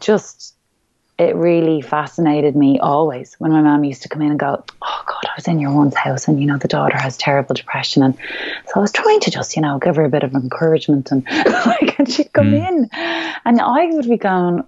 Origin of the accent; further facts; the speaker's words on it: Ireland; who we really are as Irish people